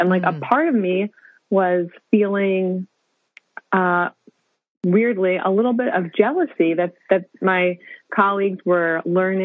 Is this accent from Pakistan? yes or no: no; Jersey Shore, New Jersey, United States; also born or lived in Harlem, New York City; now in New York City, United States; I was born and raised on the Jersey Shore, so that's where I hail from. And now I live in Harlem